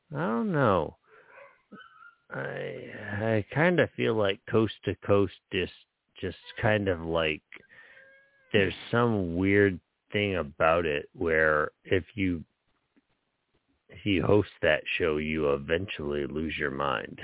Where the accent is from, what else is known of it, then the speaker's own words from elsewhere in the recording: New Jersey, United States; growing up in New Jersey